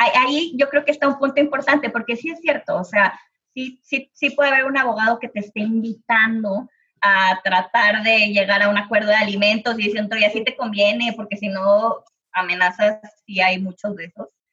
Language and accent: Spanish; Monterrey, Nuevo León, Mexico; yo que soy de Monterrey